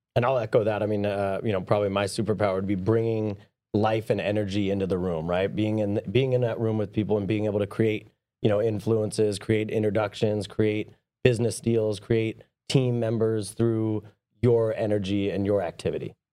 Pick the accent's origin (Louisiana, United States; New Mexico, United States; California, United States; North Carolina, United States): California, United States; San Diego; I grew up down in San Diego